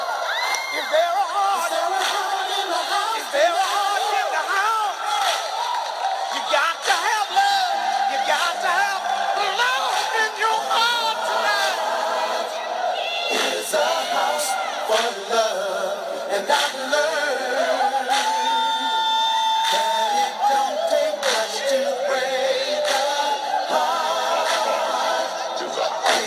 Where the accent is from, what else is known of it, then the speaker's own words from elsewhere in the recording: Ripley, Tennessee, United States; I'm a Ripley guy. You know what I'm saying? I'm from Ripley